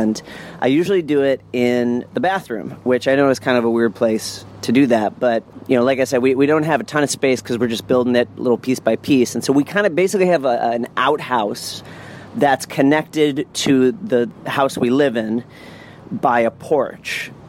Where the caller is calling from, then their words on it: New Orleans, Louisiana, United States; So I'm calling from New Orleans, Louisiana.